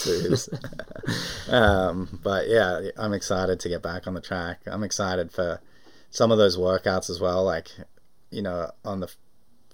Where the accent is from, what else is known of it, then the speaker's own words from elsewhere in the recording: Australia; moved away; I'm an Australian citizen still